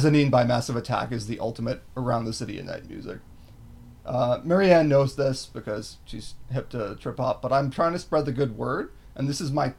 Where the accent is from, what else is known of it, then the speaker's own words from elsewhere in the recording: Canada; as a Canadian left-winger